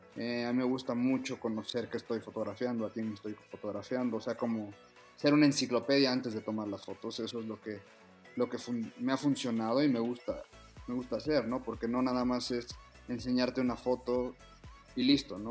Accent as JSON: {"language": "Spanish", "country": "Mexico", "said": "soy el, primer mexicano"}